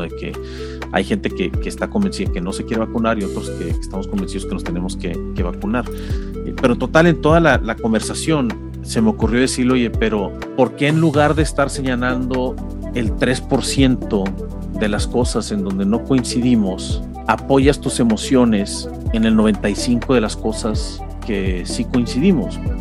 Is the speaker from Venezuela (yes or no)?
no; Mexico; como mexicano